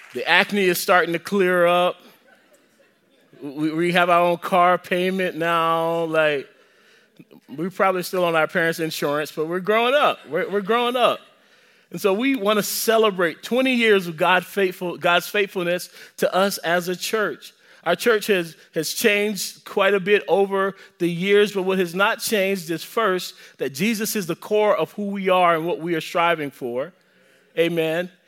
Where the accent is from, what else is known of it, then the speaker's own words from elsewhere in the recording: the South, United States; I'm from the South.